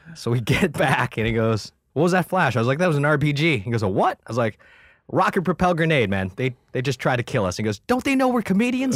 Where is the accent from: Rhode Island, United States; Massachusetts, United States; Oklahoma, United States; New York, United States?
New York, United States; Buffalo; also born or lived in Vietnam / Thailand; I'm an Asian dude from Buffalo, New York